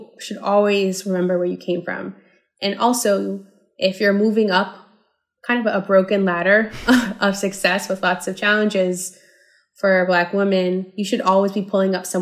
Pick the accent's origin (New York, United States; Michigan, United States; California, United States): New York, United States; New York City; now in San Francisco, United States; I am originally from New York City. I was born in the South Bronx and I was raised in Harlem